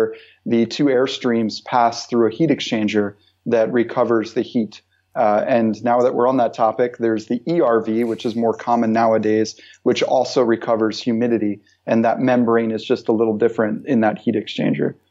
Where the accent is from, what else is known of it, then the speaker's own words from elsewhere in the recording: Pennsylvania, United States; moved away as an adult; also born or lived in Philadelphia; now in Rhode Island, United States; I'm from the United States and yes. Pennsylvania.